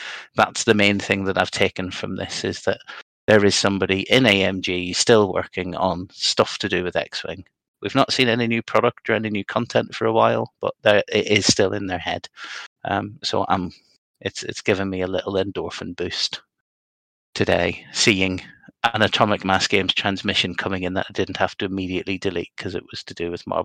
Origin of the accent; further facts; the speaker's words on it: Northern Ireland, United Kingdom; I'm a Northern Irish Protestant